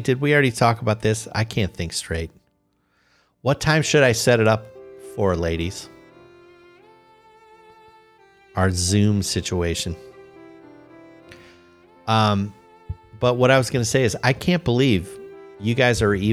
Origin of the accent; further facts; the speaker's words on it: Chicago, Illinois, United States; moved away as an adult; now in Columbus, United States; I grew up in Chicago. I had to flee the area like 23 years ago.